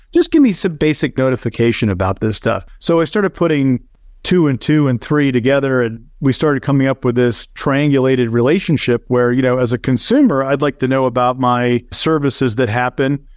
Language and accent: English; Connecticut, United States; moved away as an adult; now in Naples, United States; I grew up in Connecticut